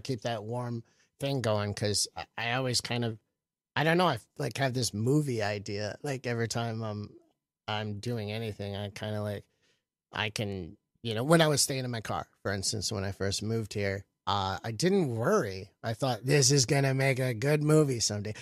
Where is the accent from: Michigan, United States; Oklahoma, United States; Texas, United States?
Michigan, United States; Flint; also born or lived in Tampa, Florida; now in New York, United States; I moved here from Tampa, but I was born in Flint, Michigan